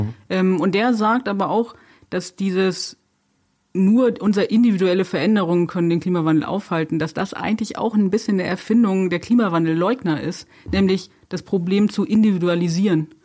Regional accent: Germany; bei uns in Deutschland

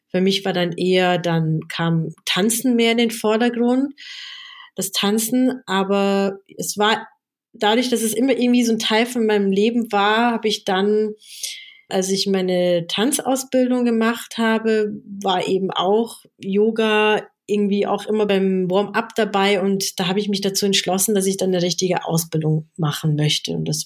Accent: South Africa; now in Germany; Ich komme ja aus Südafrika und meine Familie war politisch sehr stark engagiert gegen das Apartheid-System damals.

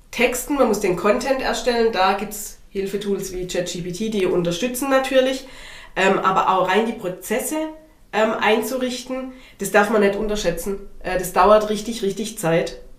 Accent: Baden-Württemberg, Germany; Wobei ich äh, als Schwabe bin da immer ein bisschen verwirrt.

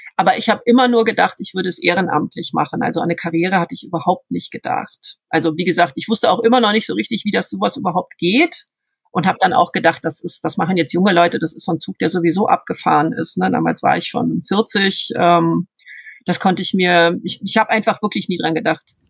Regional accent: Bonn, North Rhine-Westphalia, Germany; also born or lived in Lippstadt; Ich bin in Bonn aufgewachsen. Ich bin zwar in Lippstadt geboren, aber mit viereinhalb mit meinen Eltern nach Bonn gezogen

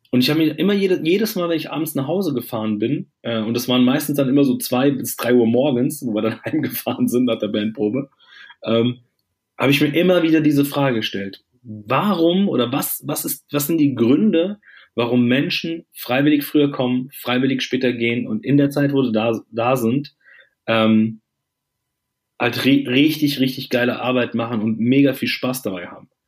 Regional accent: Germany; Ich bin hier in Deutschland äh, geboren und auch groß geworden.

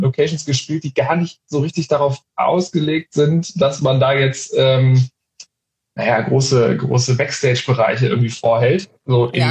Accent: Hanover, Lower Saxony, Germany; ich bin Hannoveraner

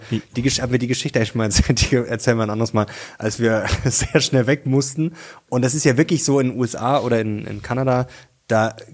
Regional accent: Munich, Bavaria, Germany; Venga di Monaco müsste das heißen. Ich komme aus München.

